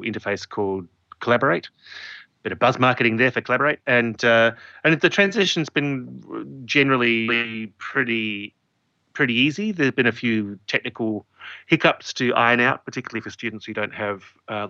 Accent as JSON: {"language": "English", "town": "Adelaide", "region": "South Australia", "country": "Australia", "tie": "born or raised there", "said": "Adelaide, my hometown"}